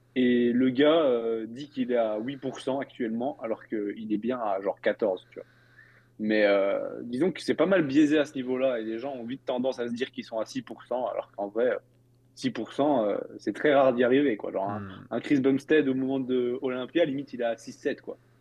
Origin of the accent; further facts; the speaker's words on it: Belgium; je suis belge